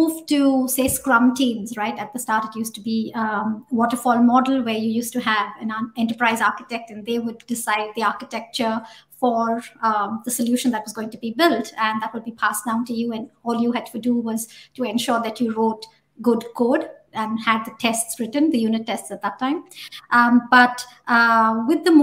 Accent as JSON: {"language": "English", "country": "India", "tie": "born or raised there", "moved": "as an adult", "lives_now": "New Zealand", "said": "I started out as a developer back in India, in my hometown."}